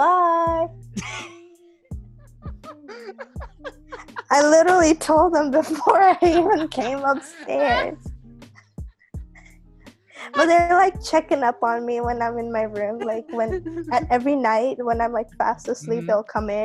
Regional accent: Dar es Salaam, Tanzania; English is a second language; See, the thing with me is I was born and raised in Dar es Salaam, Tanzania.

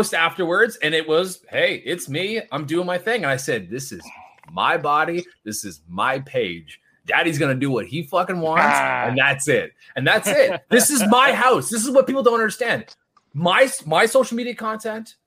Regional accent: Canada; I am Canadian

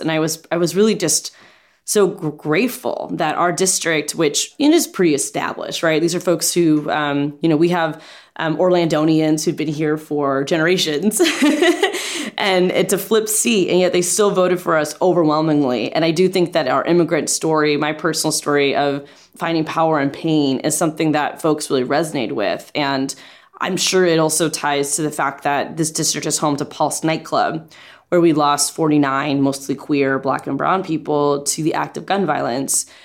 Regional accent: Central Florida, United States; growing up in Central Florida, we lived in apartments

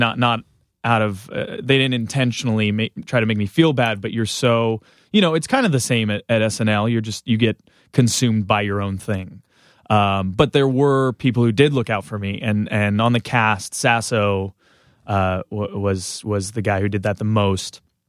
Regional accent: Southern California, United States; Southern California.

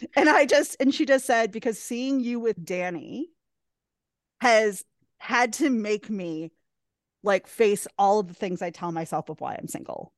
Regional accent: Wisconsin, United States; We met in my hometown accidentally at a bowling alley

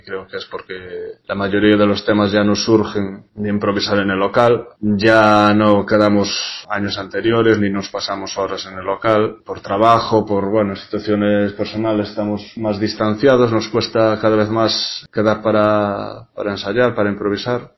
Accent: Galicia, Spain; somos gallegos, eh, nuestros antepasados son celtas

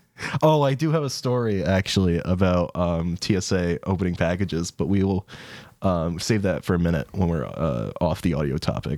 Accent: England, United Kingdom; We're English.

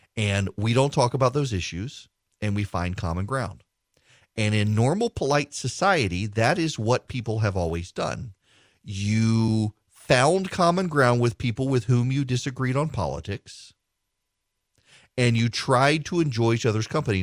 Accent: Louisiana, United States; We're both from Louisiana

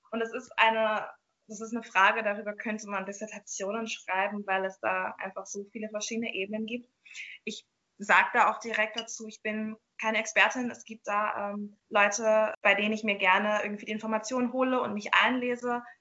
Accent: Jamaica; Also ich komme aus Jamaika und da gibt es zum Beispiel Rastafaris

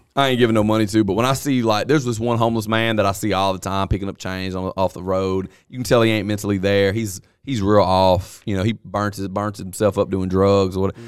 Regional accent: the South, United States; I'm from the South

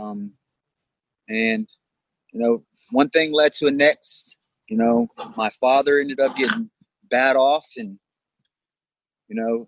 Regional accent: Tampa, Florida, United States; moved away as an adult; now in Fayetteville, United States; I'm originally from Tampa, Florida

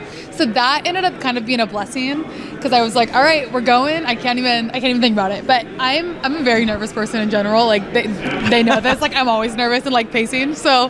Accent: California, United States; I'm from California

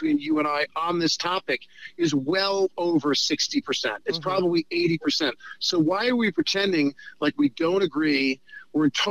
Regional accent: New York, United States; I'm a New Yorker who's a Hollywood liberal

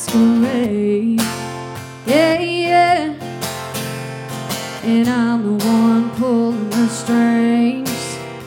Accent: Texas, United States; I'm from Texas and this kind of goes back to my Texas roots.

